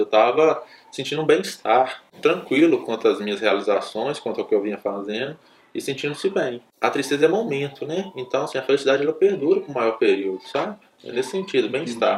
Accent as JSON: {"language": "Portuguese", "region": "interior of Minas Gerais", "country": "Brazil", "tie": "born or raised there", "said": "Eu sou do interior de Minas. Aí no interior eu jogava muita bola"}